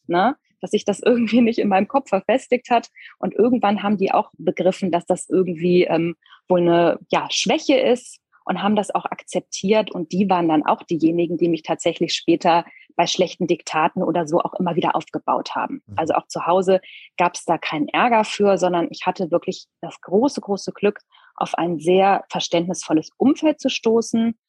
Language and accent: German; small town near Koblenz, Rhineland-Palatinate, Germany; ich bin in Rheinland-Pfalz zur Schule gegangen